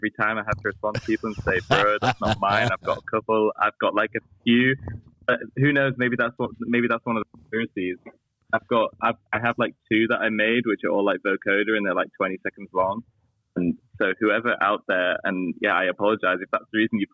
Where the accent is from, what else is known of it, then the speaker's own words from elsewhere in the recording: Yorkshire and the Humber, United Kingdom; moved away; also born or lived in London; I'm from Yorkshire in the north of England